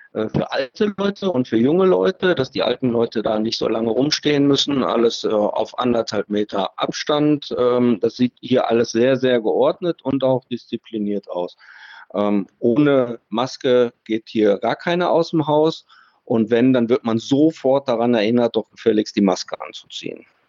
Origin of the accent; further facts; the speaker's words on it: Germany; Wir sind weit und breit als Deutsche die einzigen, die hier informiert werden